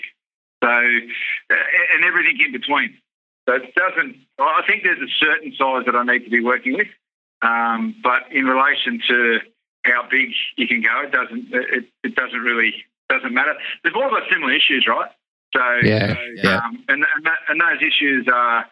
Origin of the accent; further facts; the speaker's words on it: Sydney, New South Wales, Australia; I grew up in Western Suburbs of Sydney